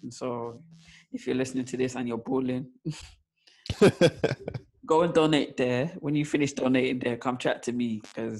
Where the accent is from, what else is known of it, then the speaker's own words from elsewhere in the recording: London, United Kingdom; moved away; also born or lived in Kent; I moved to Kent with mum, but like for me, I'm still South London. Like at the point in which we moved, my attachment to South London was just too much. So I'm never going to claim that Kent place.